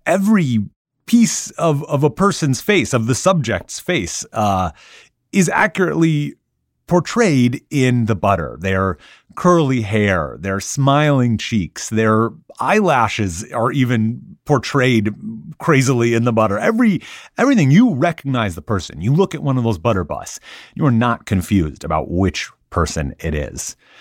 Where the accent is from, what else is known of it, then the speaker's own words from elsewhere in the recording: Minnesota, United States; I grew up in Minnesota, and that meant a yearly pilgrimage to the state fair.